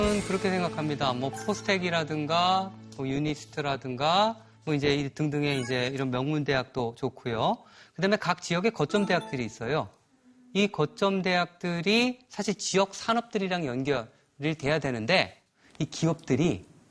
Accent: Chuncheon, Gangwon, South Korea; born or raised there; moved away

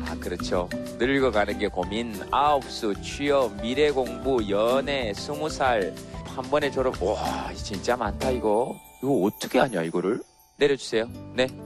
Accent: Suncheon, South Jeolla, South Korea; also born or lived in Goheung; 네, 순천에서. 전남 순천에서 왔어요.

